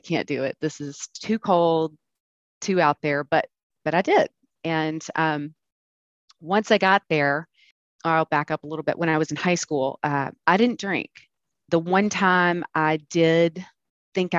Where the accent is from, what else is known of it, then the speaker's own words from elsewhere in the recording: Birmingham, Alabama, United States; now in Atlanta, United States; I grew up in Birmingham